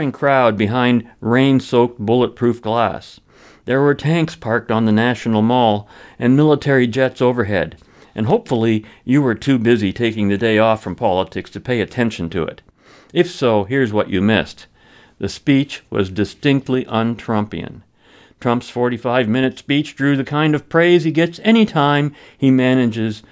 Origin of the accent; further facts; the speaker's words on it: London, Ontario, Canada; the daily newspaper serving my hometown of London, Ontario